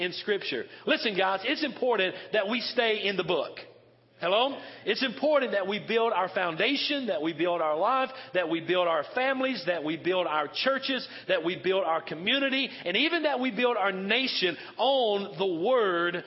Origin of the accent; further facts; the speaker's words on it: Western North Carolina, United States; moved away; I'm from Western North Carolina. I'm from the South and kind of almost the Bible Belt there